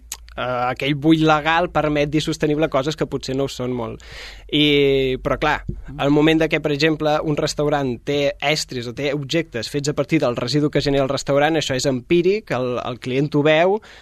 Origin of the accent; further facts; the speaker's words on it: Mallorca, Balearic Islands, Spain; jo sóc de Mallorca.